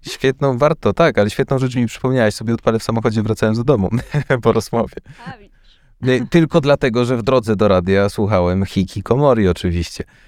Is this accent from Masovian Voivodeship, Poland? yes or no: no; Kraków, Lesser Poland, Poland; jestem z Krakowa